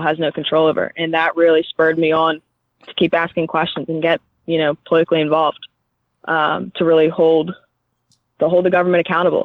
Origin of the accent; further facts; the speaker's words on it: Philadelphia, Pennsylvania, United States; I grew up in Philadelphia